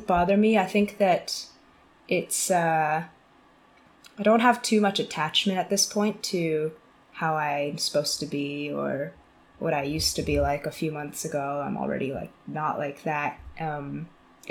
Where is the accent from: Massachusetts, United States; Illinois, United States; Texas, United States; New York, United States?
Massachusetts, United States; Bedford; moved away as an adult; also born or lived in China / West Coast / Taipei / San Francisco; now in London, United Kingdom; So I'm from Boston area originally. Grew up in a suburb of Boston called Bedford, and I spent most of my life there until after high school